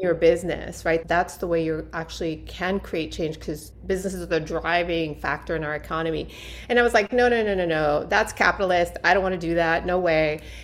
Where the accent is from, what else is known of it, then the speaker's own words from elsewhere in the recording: New York City, New York, United States; also born or lived in Puerto Rico; I was born in New York City